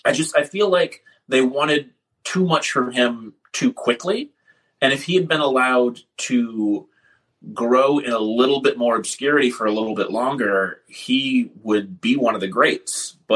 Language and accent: English; Champaign, Illinois, United States; also born or lived in Milwaukee, Wisconsin; I moved around a bunch as a kid. I was born in Milwaukee, but I call Champaign, Illinois home because that's where I was from 14 to about 19.